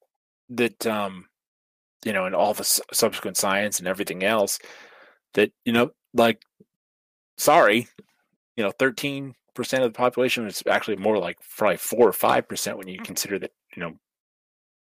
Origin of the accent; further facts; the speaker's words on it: the Northwest, Pacific Northwest, United States; I'm from the Northwest